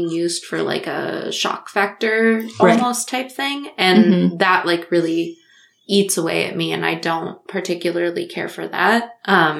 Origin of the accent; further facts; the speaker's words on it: Iowa, United States; where I went to college and, and, like, close to where I grew up